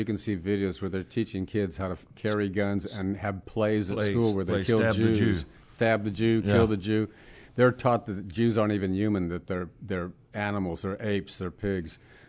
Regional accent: San Diego, California, United States; I'm from San Diego.

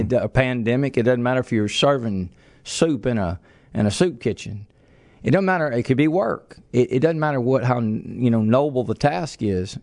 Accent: Lake Charles, Louisiana, United States; also born or lived in Reeves, Louisiana / Kinder, Louisiana; We were raised in Lake Charles, and, um, I was a teenager.

